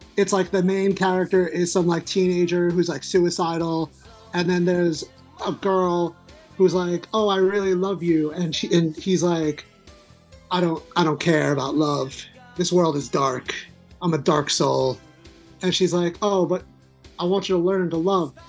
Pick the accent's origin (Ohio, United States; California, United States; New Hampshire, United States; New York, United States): New York, United States; Long Island; I'm from Long Island